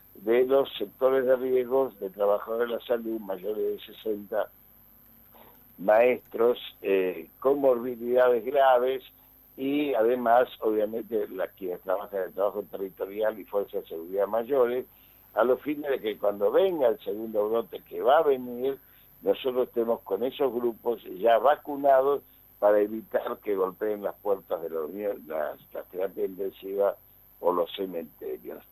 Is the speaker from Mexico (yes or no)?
no; Argentina